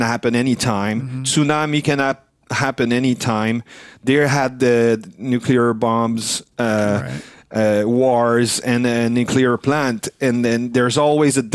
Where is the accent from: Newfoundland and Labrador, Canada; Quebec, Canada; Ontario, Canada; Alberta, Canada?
Quebec, Canada; first language French; English is a second language; we're French Canadian, but we also are close to surrounded by English speaking people and English that we learned to speak on tour